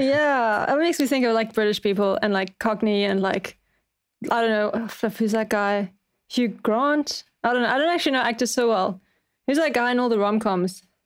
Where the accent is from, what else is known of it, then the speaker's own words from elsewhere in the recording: Cape Town, Western Cape, South Africa; I'm from Cape Town, which is, like, right at the bottom